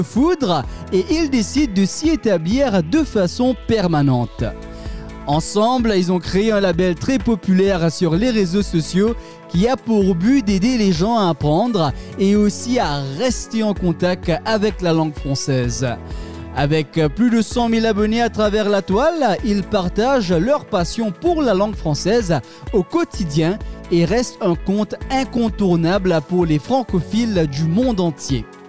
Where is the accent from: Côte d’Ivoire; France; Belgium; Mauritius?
Mauritius; moved away; l'île Maurice, terre de mon enfance